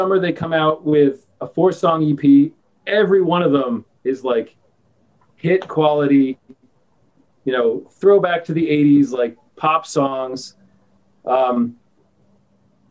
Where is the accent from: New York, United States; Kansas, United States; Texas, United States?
New York, United States; I'm from New York